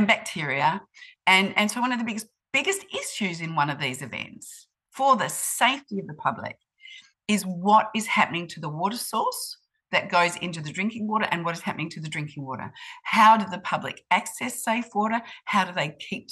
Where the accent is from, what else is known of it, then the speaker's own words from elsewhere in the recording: Australia; moved away as an adult; now in New Zealand; I grew up in Australia